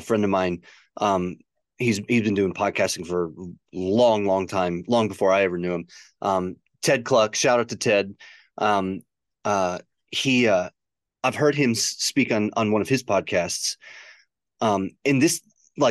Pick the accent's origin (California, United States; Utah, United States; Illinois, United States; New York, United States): Illinois, United States; near Chicago; when I was a kid, like growing up near Chicago, like the city life resonated with me big time